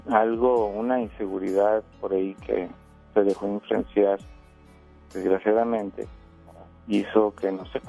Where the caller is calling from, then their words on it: Monterrey, Nuevo León, Mexico; Acá de Monterrey.